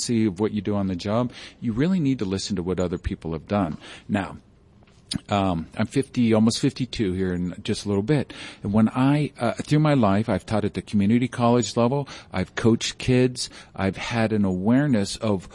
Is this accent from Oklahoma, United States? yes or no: no; Jefferson County, Colorado, United States; I grew up with in Jeffco